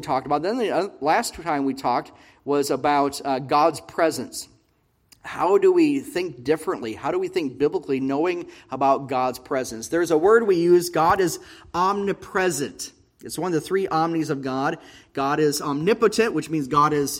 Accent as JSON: {"language": "English", "country": "United States", "moved": "as an adult", "lives_now": "Israel", "said": "us as American expats"}